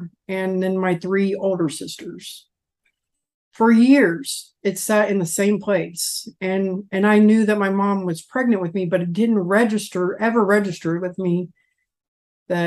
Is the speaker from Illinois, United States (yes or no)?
yes; Illinois, United States; moved away as an adult; now in Evansville, United States; Right now, I'm located in Evansville, Indiana. I'm originally from Illinois. I lived there for 42 and a half years